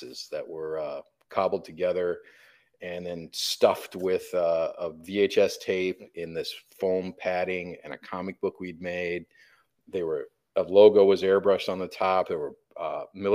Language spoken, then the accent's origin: English; Flint, Michigan, United States; We grew up in Flint, Michigan